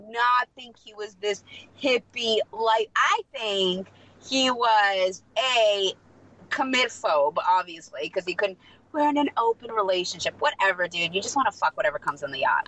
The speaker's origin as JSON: {"language": "English", "country": "Moldova", "tie": "born or raised there", "first_language": "Russian", "second_language": "English", "moved": "yes", "said": "I'm also Moldovan"}